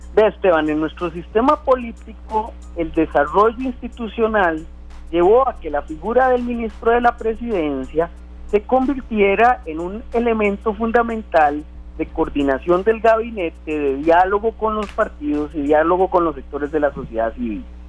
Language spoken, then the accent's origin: Spanish; Costa Rica; como costarricenses